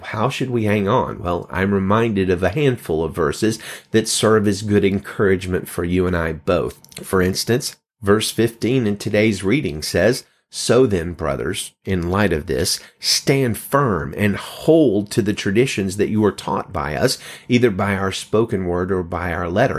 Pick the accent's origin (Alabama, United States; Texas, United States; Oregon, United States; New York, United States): Alabama, United States; moved away as an adult; now in California, United States; I come from the Bible Belt, live in California now. I've lived here over three years, but I was born in Alabama and lived in Alabama most of my life.